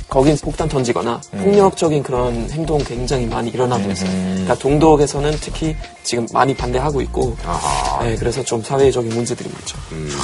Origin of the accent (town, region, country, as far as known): Germany; Korean is a second language; moved away as an adult; now in South Korea